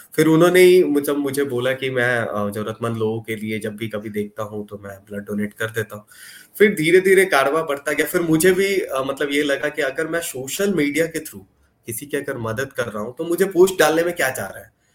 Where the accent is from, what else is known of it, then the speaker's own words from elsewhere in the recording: Patna, Bihar, India; मैं पटना से हूँ